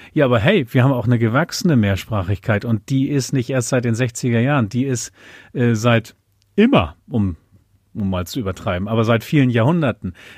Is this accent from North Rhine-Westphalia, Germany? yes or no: no; Uelzen district, Lüneburg Heath, Lower Saxony, Germany; first language German; also born or lived in Buxtehude; now in Schleswig-Holstein, Germany; ich bin alter Niedersachse. Es gibt die Stadt Buxtehude, da bin ich geboren. Und dann, weil meine Eltern dann einen Hof gekauft haben in der Lüneburger Heide, mit einem Jahr schon umgezogen in den Landkreis Uelzen in Niedersachsen, Lüneburger Heide, Ostheide. Und da bin ich schon aufgewachsen.